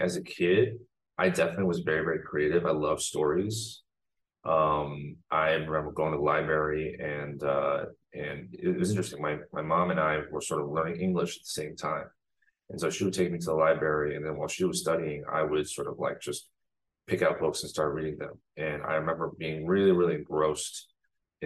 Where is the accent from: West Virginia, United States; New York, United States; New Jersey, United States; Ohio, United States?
New Jersey, United States; West Orange; born or raised there; also born or lived in Shanghai, China